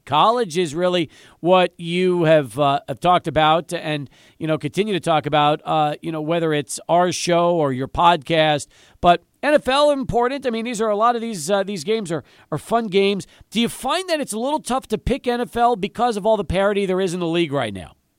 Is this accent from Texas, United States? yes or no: yes; El Paso, Texas, United States; I grew up in El Paso, a UTEP fan